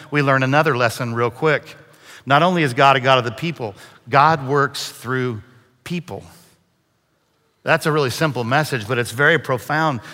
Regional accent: Brazil, Indiana, United States; moved away; also born or lived in Texas; I grew up about two hours north of here in a little town called Brazil, Indiana.

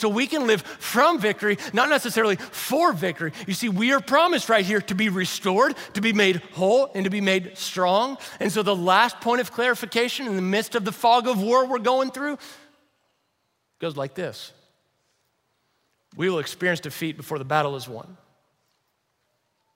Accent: Louisville, Kentucky, United States; moved away; Jamie is a friend that Savannah and I grew up with over in Louisville, Kentucky

